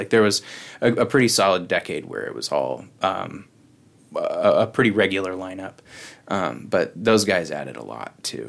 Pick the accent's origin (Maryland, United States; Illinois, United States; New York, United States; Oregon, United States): Oregon, United States; Hood River; also born or lived in Portland; now in Lewiston, United States; I moved here from the Portland area. I went to high school in Hood River and went to college for a year outside of Portland.